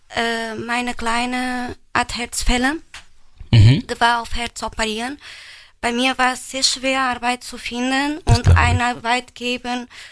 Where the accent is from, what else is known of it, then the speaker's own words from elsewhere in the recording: Portugal; first language Portuguese; German is a second language; now in Germany; Aus Portugal